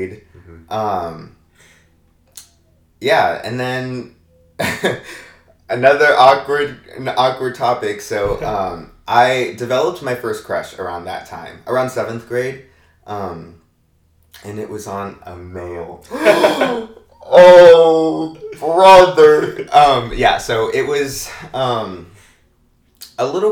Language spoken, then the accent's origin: English; Maricopa, Arizona, United States; born or raised there; also born or lived in San Diego, California / Chandler, Arizona